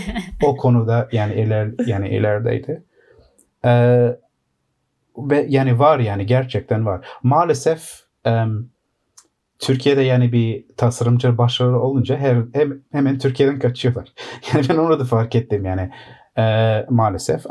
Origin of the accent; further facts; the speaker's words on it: London, United Kingdom; Londra'da doğma büyüme.